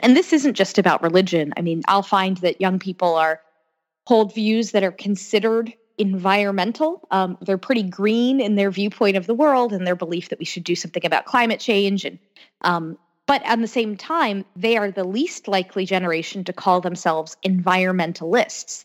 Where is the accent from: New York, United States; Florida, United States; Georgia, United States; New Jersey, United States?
Florida, United States; Orlando; moved away as an adult; now in Washington, D.C., United States; I grew up in Orlando, Florida